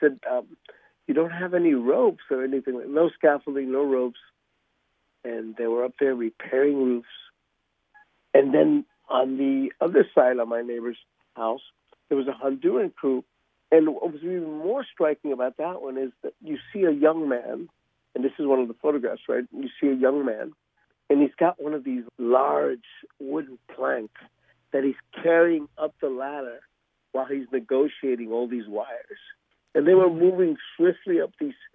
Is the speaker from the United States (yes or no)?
no; Ecuador; moved away; I was born in Ecuador, so I am called a mestizo because I'm mixed